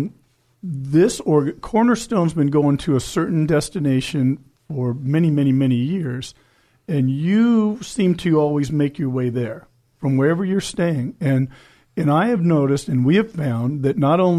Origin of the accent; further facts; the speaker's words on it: El Cajon, California, United States; I was born in El Cajon